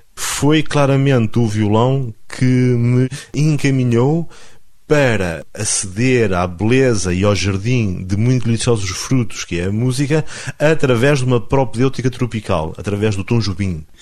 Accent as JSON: {"language": "Portuguese", "town": "Alvites", "region": "Norte", "country": "Portugal", "tie": "born or raised there", "said": "eu sou transmontano e sou pedra dura"}